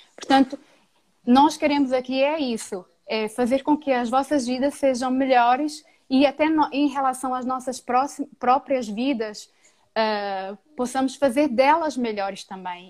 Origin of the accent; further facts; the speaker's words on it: Brazil; now in Portugal; Que saudades que eu tenho de estar com os meus compatriotas